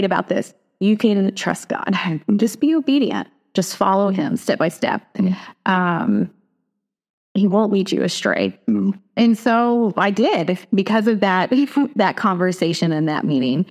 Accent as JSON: {"language": "English", "region": "East Tennessee", "country": "United States", "tie": "born or raised there", "also_born_or_lived": "Atlanta, Georgia", "moved": "yes", "lives_now": "Washington, United States", "said": "I grew up in East Tennessee, grew up in the foothills of the Great Smoky Mountains"}